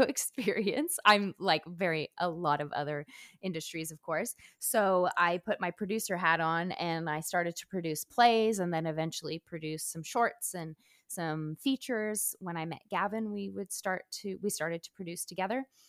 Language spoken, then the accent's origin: English; Montreal, Quebec, Canada; now in Los Angeles, United States; I'm originally from Montreal